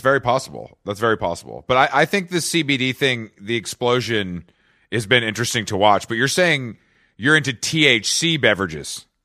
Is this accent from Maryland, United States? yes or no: no; Atlanta, Georgia, United States; I am from Atlanta